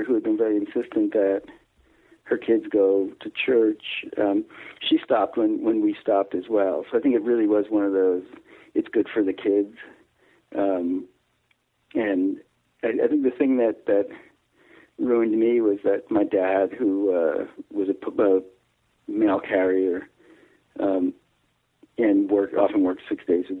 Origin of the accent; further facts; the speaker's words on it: Garwood, New Jersey, United States; now in Belmont, Massachusetts, United States; I grew up in New Jersey